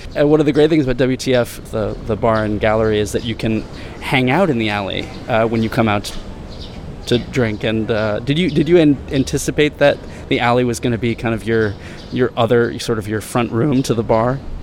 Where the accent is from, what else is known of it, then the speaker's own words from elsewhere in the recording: United States; now in Thailand; we're all American